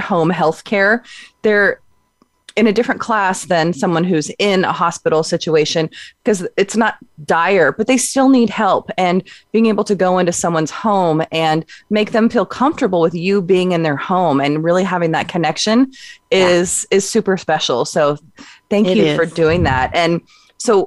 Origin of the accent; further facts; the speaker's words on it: Southern California, United States; now in Oregon, United States; I'm from Southern California, so I'm not a native Oregonian either